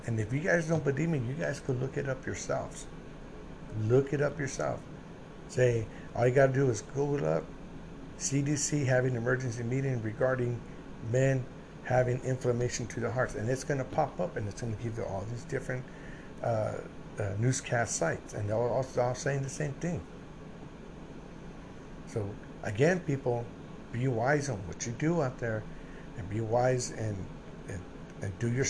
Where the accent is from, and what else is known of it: United States